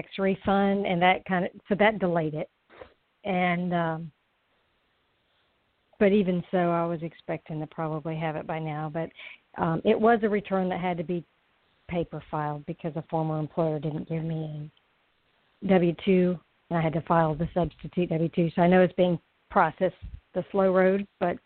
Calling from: Florida, United States; I'm calling from Florida

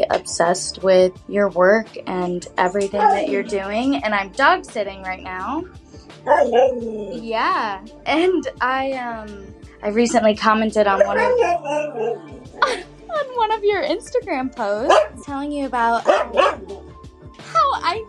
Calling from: North Carolina, United States; I'm 28. I'm calling from North Carolina.

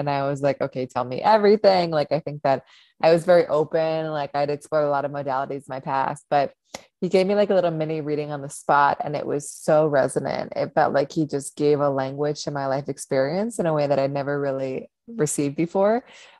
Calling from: New York, United States; I am joining from upstate New York. I moved up here from a city about 6 months ago.

